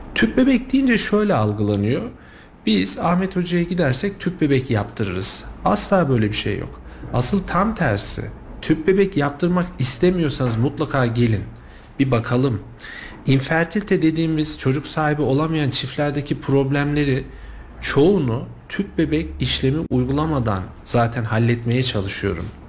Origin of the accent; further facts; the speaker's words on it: Kayseri, Kayseri Province, Turkey; also born or lived in Sivas; now in Kayseri, Turkey; aslen Kayseriyeliyim ama, e, yirmi yıla yakındır, e, Sivas'ta da görev yaptım.